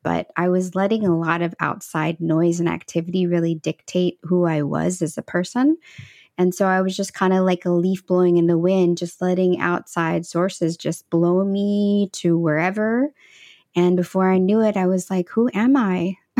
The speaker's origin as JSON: {"language": "English", "region": "Midwest", "country": "United States", "tie": "born or raised there", "also_born_or_lived": "El Salvador", "said": "I was actually adopted from Central America, and she was, uh, raising me in the Midwest"}